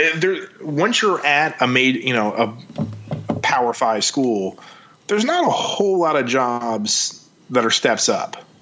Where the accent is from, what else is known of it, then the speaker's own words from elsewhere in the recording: Maryland, United States; I grew up in Maryland